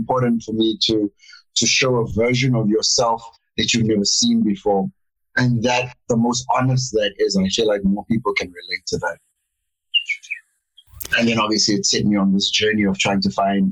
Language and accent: English; Cape Town, Western Cape, South Africa; moved away; also born or lived in Pretoria; I grew up in Cape Town, in a small town called Montana.